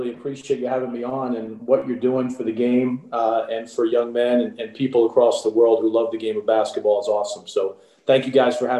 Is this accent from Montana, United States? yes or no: no; Rockville Centre, New York, United States; also born or lived in Melbourne, Florida / northern New Jersey; I'm a native New Yorker. I grew up in Rockville Center on Long Island and played at Southside High School, public high school on Long Island